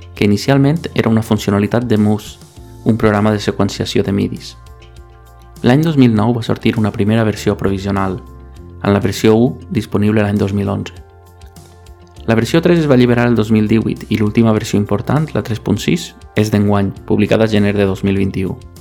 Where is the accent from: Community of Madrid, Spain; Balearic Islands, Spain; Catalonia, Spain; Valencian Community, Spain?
Valencian Community, Spain; Benissa; moved away as an adult; also born or lived in Alicante; now in Barcelona, Spain; sóc de Benissa, poble de la Marina Alta